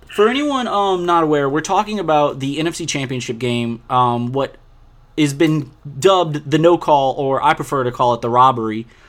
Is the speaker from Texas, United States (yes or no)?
no; New Orleans, Louisiana, United States; I'm from New Orleans